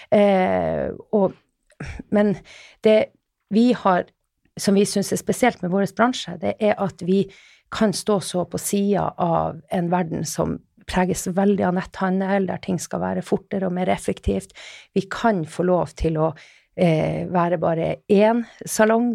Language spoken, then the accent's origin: Norwegian; Finnmark, Norway; now in Oslo, Norway; Jeg Kommer nordfra, helt fra Finnmark. Men eh, jeg har blitt eh, Oslo-dame etter hvert